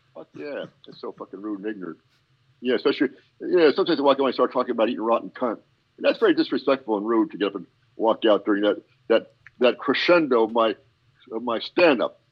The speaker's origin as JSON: {"language": "English", "region": "Pennsylvania coal region", "country": "United States", "said": "I am from PA up in the coal region"}